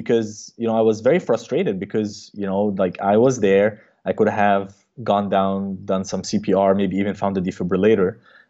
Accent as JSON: {"language": "English", "country": "Qatar", "tie": "born or raised there", "also_born_or_lived": "Egypt / Baltimore, United States / Cleveland, United States", "moved": "as an adult", "lives_now": "United States", "said": "I'm originally from Egypt, but I grew up in Qatar."}